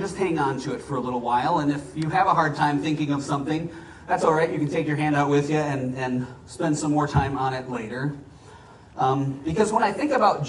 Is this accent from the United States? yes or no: yes; Minnesota, United States; now in Arizona, United States; I grew up in Minnesota